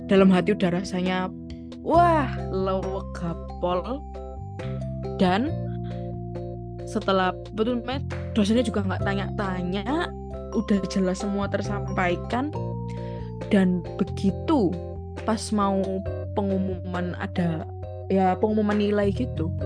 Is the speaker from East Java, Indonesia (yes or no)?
yes; Surabaya, East Java, Indonesia; enggak bu saya asli Surabaya gitu